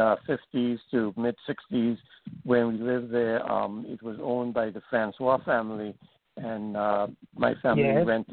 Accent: St. Thomas, U.S. Virgin Islands; growing up on St. Thomas, yeah, I have a lot of very nice memories of the areas where I lived and neighborhoods. When I was born in 1950, my parents and my three older sisters were living in what I call the DeCaster House.

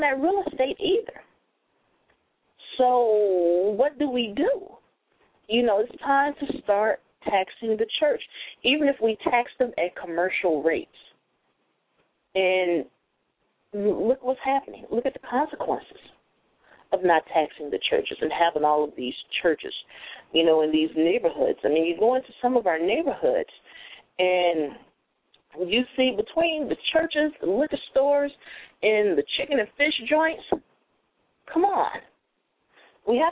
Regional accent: Chicago, Illinois, United States; moved away; I was raised here in Chicago until a certain age

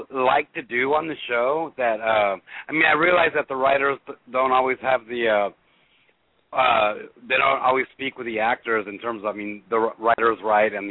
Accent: California, United States; now in Tulsa, United States; I was raised in California

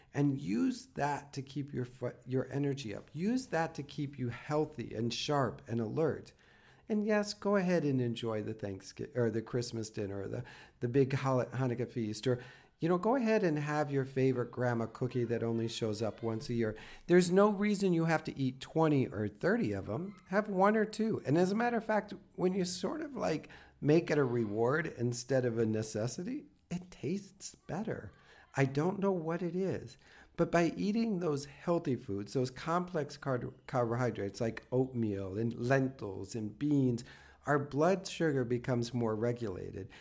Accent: the Midwest, Minnesota, United States; I come from the Midwest and Minnesota can get cold

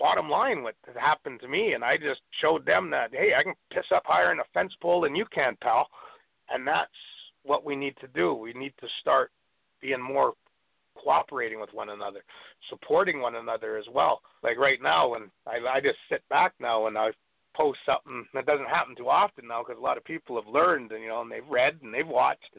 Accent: Canada; moved away as an adult; also born or lived in northeastern Vancouver Island, British Columbia / Kent, Washington; as a Canadian coming down to the States, so, you know, I've been down here for a few months

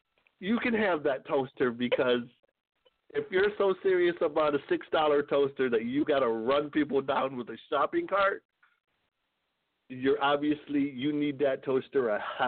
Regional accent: Michigan, United States; moved away; also born or lived in Arkansas; I lived in Arkansas for about 10 years. So I'm originally from Michigan, but I live down there.

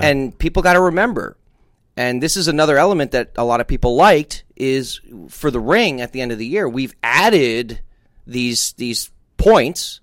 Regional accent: New Jersey, United States; I'm from New Jersey

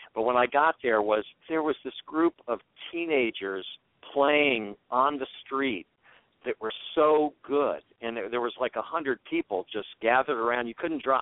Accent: Washington, District of Columbia, United States; I grew up in Washington D.C. in the '60s

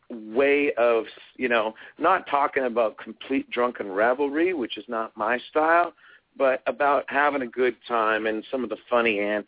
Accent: Canada; the culture that as a Canadian, you know, me and our music has

